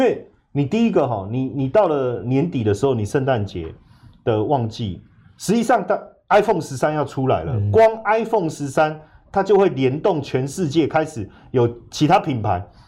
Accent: Taiwan; 因为我们进入四级，不是我们台湾人会有问题啊

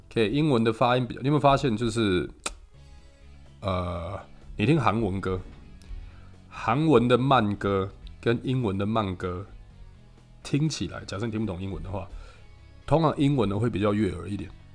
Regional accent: Taiwan; 我们台湾学的是美语嘛，所以我们的口音其实都是

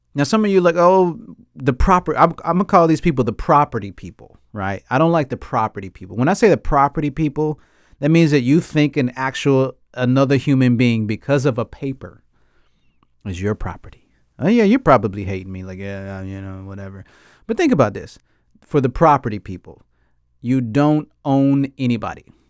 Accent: United States; I grew up in America

